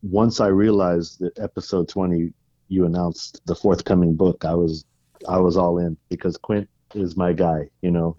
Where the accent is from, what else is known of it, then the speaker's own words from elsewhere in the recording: Vallejo, California, United States; also born or lived in San Francisco, California; I was born in San Francisco in, in nineteen seventy-two. In nineteen eighty, we moved to Vallejo, California, which is home to Mare Island Naval Base